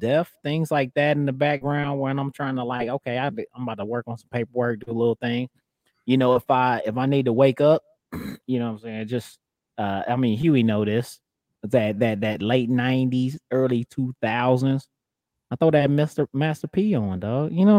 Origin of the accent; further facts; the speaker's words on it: Midwest, United States; even though I'm from the Midwest